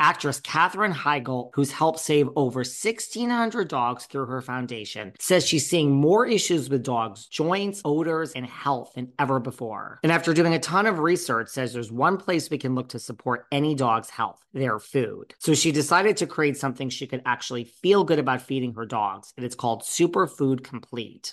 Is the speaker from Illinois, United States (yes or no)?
no; New York City, New York, United States; I'm a New Yorker